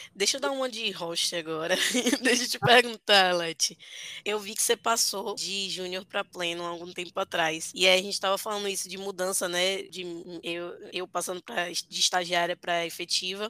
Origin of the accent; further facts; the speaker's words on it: Bahia, Brazil; eu sou da Bahia, só estudava na Bahia, só trabalhava na Bahia